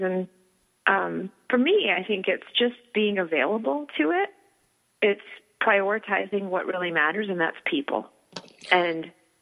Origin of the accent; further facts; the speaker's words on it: Virginia, United States; now in Los Angeles, United States; I grew up in Virginia and my whole family lives in Virginia